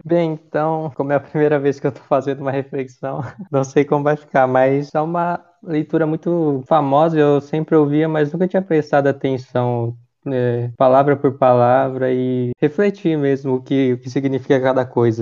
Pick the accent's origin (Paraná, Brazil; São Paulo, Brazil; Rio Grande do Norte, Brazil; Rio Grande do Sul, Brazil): Paraná, Brazil; Nova Bilac; moved away as an adult; now in Cornélio Procópio, Brazil; eu estou fazendo faculdade em Cornélio, mas eu sou de Nova Bilac, no Paraná